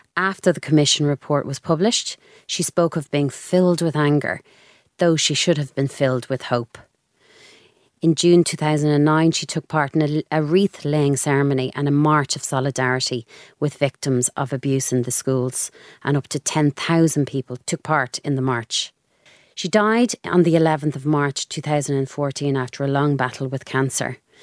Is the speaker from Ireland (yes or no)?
yes; Dublin, Leinster, Ireland; I'm from Clontarf, very normal childhood